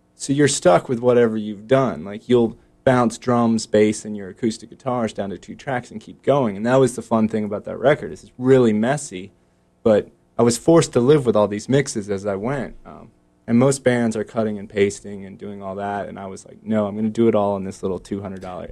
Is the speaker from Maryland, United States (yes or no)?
yes; Baltimore, Maryland, United States; now in Raleigh, United States; I grew up in Baltimore, which is like 45 minutes from DC or whatever.